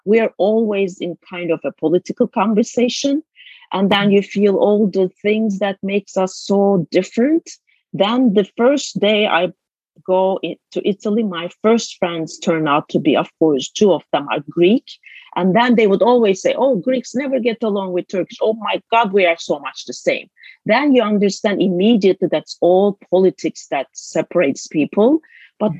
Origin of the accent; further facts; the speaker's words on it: Istanbul, Turkey; moved away as an adult; now in United States; I was born in Istanbul, a 11, 12 million populated city at the time. Now it's 17 million actually since I left Istanbul. But it's just like growing up as a city girl